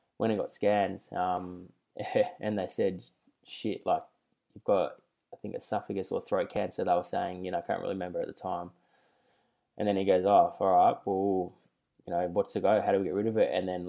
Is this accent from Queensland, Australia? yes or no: no; Melbourne, Victoria, Australia; So I grew up in the North Carlton commission flats for, like, 18 years.